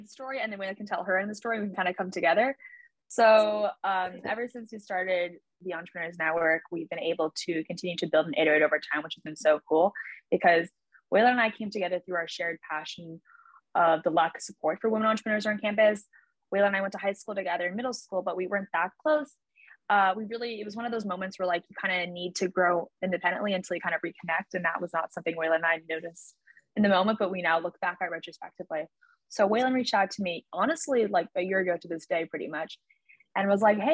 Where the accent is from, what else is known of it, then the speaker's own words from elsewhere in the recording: Hong Kong; moved away as an adult; also born or lived in Shanghai, China; now in Paris, France; I was born and brought up in Hong Kong